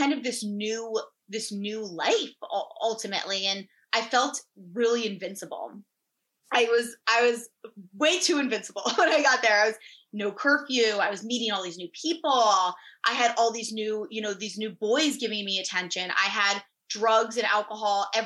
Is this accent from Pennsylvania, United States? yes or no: no; Fairfield, Connecticut, United States; I was born and raised in Fairfield, Connecticut, and I'm still here to this day.